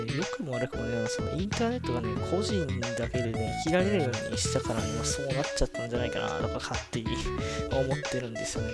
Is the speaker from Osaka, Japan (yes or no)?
yes; Osaka, Japan; accent: Kansai dialect; 私、正確にはその大阪生まれじゃなくて他の地域なんですけど、やっぱり大阪にいた期間が長いんで、大阪出身ですって言っちゃうんですよね